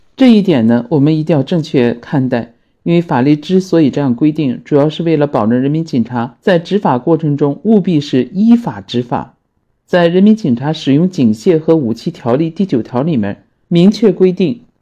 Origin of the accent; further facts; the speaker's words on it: Tai'an, Shandong, China; 泰安呢，是我居住的城市，也是我的家乡